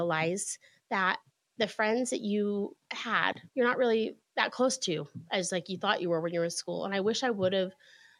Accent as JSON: {"language": "English", "region": "Utah", "country": "United States", "tie": "born or raised there", "moved": "as an adult", "said": "I grew up here in Utah, and we moved back about 10 years ago now."}